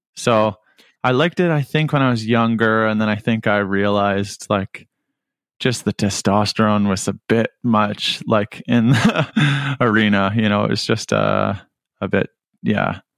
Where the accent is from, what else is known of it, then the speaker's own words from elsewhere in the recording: Whitby, Ontario, Canada; moved away as an adult; now in Hamilton, Canada; I grew up in Whitby, lived most of my life in Whitby, and, and hope to return.